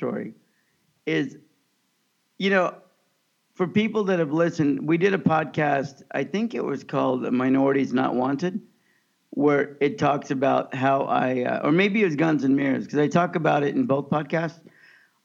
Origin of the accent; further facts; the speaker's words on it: Kansas, United States; growing up in the Midwest in Kansas in the 70s and 80s